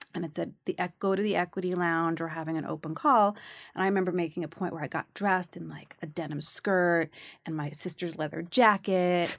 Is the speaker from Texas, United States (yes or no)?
no; New York City, New York, United States; I grew up in the Bronx